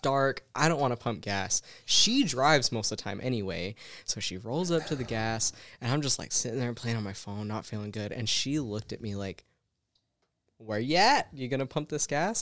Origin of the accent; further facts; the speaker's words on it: St. George, Utah, United States; moved away as an adult; now in Las Vegas, United States; growing up in Utah in Saint George